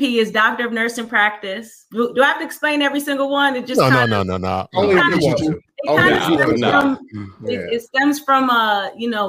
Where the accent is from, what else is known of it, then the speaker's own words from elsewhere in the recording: Delaware, United States; We're both from Delaware.